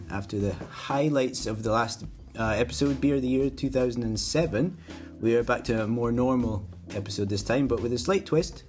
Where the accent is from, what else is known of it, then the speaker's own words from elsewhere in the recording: Orkney, Scotland, United Kingdom; I grew up in Orkney